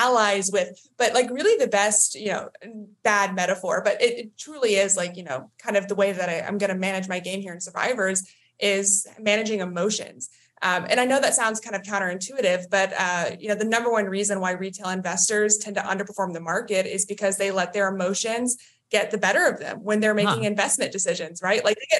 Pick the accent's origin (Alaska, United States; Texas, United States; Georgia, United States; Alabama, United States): Texas, United States; now in Maryland, United States; Yeah, I'm from Maryland. I originally from Texas, but I live in Maryland now, and I'm an investment analyst.